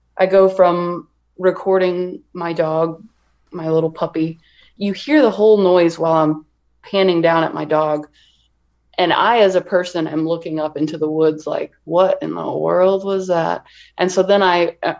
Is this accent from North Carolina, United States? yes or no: no; near St. Louis, southern Illinois, United States; moved away; I am originally from Illinois, a little town, probably about 30 minutes outside of St. Louis, Missouri.